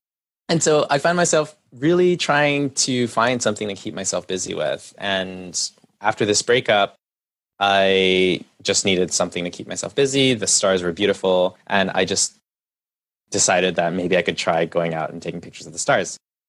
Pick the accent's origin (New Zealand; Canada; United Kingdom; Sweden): Canada; born there; My parents are first generation Chinese Malaysian immigrants, and I was born in Canada.